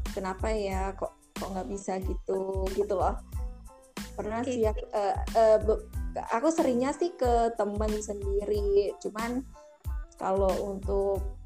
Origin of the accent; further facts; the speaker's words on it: Malang, East Java, Indonesia; moved away as an adult; now in Jakarta, Indonesia; kita dari SM, SMK kan di Malang